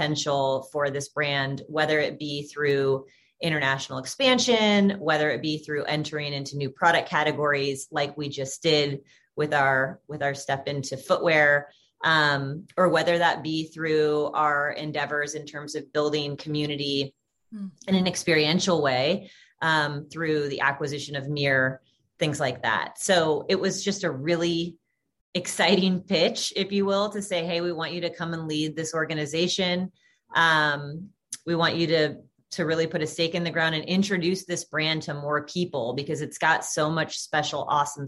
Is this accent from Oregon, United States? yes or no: yes; Portland, Oregon, United States; moved away as an adult; also born or lived in San Francisco / Corvallis; now in Los Angeles, United States; I am born and raised Portland, Oregon. So Pacific Northwest gal